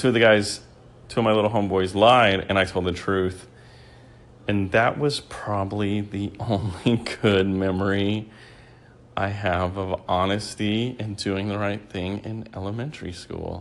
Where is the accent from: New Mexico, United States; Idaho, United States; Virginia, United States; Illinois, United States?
New Mexico, United States; now in Texas, United States; I grew up in a small town in New Mexico